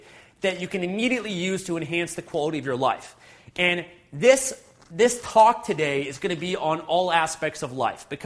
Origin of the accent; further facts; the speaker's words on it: Canada; also born or lived in Vancouver, British Columbia; Fellow Canadians, I'm joining in from Vancouver, British Columbia